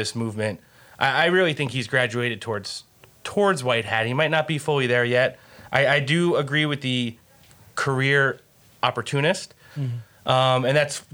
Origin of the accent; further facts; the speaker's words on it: Northeast, United States; I grew up in the Northeast, the tri-state area